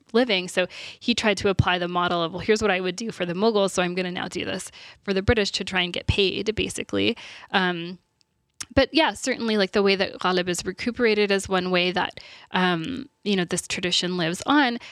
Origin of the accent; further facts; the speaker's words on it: Texas, United States; I'm from Texas, so that's where I went to university